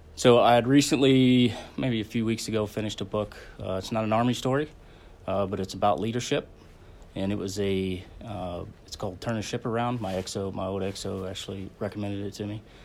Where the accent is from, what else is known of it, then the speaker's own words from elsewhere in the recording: Belpre, Ohio, United States; also born or lived in Fort Carson, Colorado; born in Fort Carson, Colorado, when my dad was in the Army. Uh, and then he got out in the seventies, and we moved, uh, to Belpre, Ohio, a small town in Belpre.